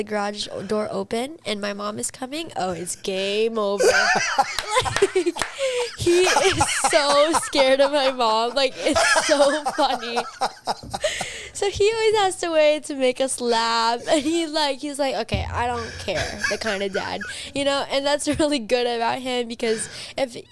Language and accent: English; Palm Springs, California, United States; I was born in Palm Springs, and now we're living in this beautiful house